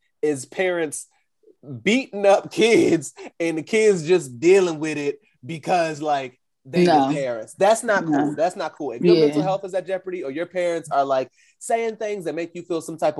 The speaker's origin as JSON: {"language": "English", "country": "United States", "said": "as Americans"}